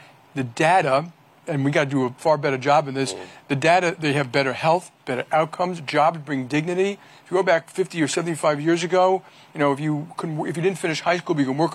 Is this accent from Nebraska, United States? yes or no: no; New York, United States; I'm a New Yorker